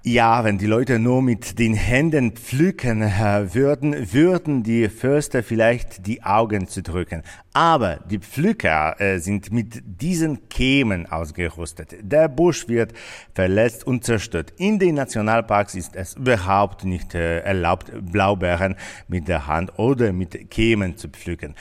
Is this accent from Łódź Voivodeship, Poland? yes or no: no; Wrocław, Lower Silesian Voivodeship, Poland; Bei uns in Breslau